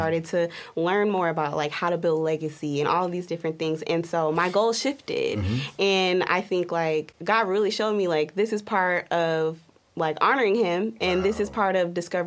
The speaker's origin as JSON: {"language": "English", "town": "Dallas", "region": "Texas", "country": "United States", "moved": "as an adult", "lives_now": "Las Vegas, United States", "said": "originally, I'm from Dallas."}